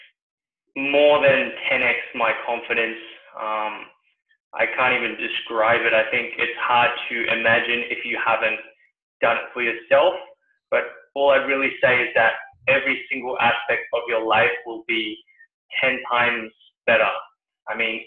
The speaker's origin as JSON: {"language": "English", "country": "New Zealand", "tie": "born or raised there", "also_born_or_lived": "Sydney, Australia", "moved": "yes", "lives_now": "Singapore", "said": "I used to live in Sydney not long ago and I was born in New Zealand."}